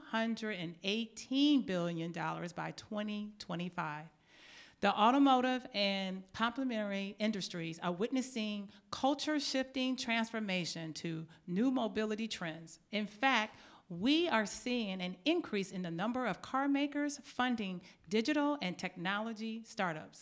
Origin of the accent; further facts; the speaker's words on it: Detroit, Michigan, United States; I grew up in Detroit, Michigan